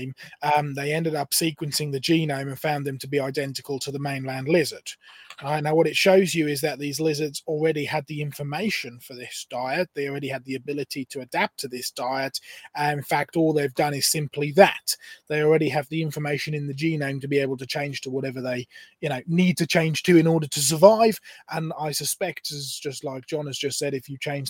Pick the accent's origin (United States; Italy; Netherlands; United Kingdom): United Kingdom; Norfolk coast, East of England; I grew up on the Norfolk coast in England